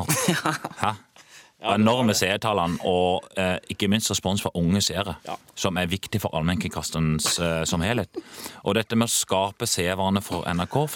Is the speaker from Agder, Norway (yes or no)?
yes; Kristiansand, Agder, Norway; Jeg svetter i grunn mye mer nede jeg i Oslo enn jeg gjør hjemme i Kristiansand.